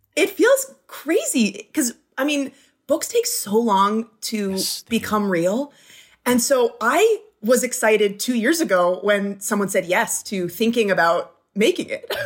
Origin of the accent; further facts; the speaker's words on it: Flint, Michigan, United States; now in Los Angeles, United States; I was born in Flint